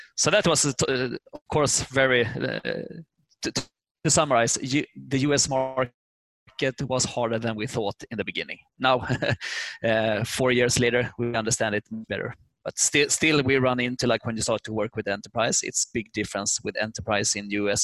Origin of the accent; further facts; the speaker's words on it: Sweden; English is a second language; moved away as an adult; now in United States; we are from Sweden. We just learned English in schools. So when we moved over, starting to talk English